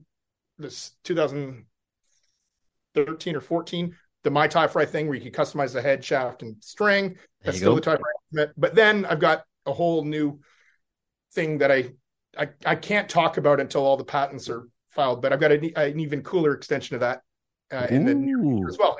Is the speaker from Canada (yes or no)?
yes; Canada; I'm Canadian